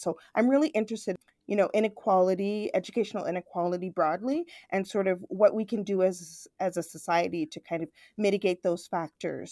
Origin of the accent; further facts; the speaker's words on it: Toronto, Ontario, Canada; I'm born actually in Toronto, I grew up in Scarborough, which is a very multicultural suburb of Toronto